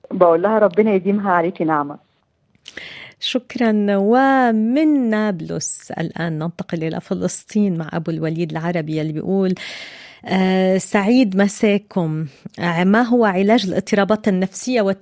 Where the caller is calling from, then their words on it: Iraq; ومن العراق السلام عليكم أنا متابعكم من العراق